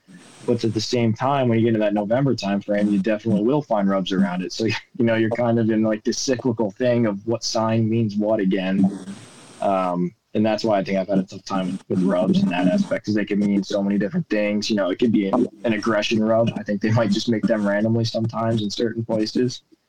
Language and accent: English; New York, United States; The way I was brought up gun hunting in New York was most of it.